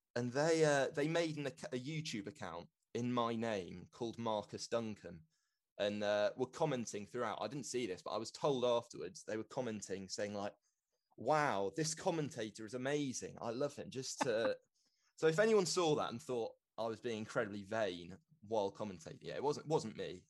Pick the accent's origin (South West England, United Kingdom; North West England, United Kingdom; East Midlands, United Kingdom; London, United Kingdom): London, United Kingdom; moved away as an adult; also born or lived in Exeter; I've grown up in London. I'm from London